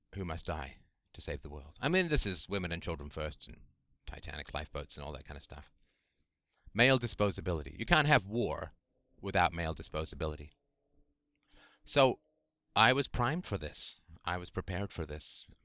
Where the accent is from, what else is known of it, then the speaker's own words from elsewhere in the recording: England, United Kingdom; grew up in the, in the seventies in England